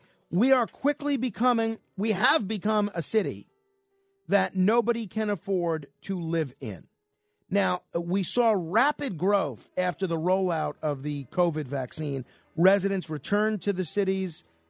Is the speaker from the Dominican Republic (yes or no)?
no; New York City, New York, United States; my hometown, New York City